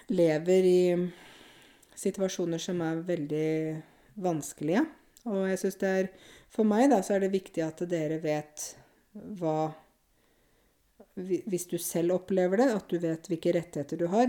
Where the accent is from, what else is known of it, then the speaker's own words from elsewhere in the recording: Norway; Jeg bor jo i Norge, jeg er norsk, jeg kjenner jo landet mitt